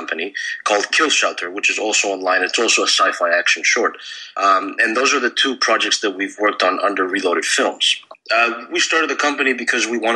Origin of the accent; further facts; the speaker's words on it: Greece; when I was a young child, growing up in Greece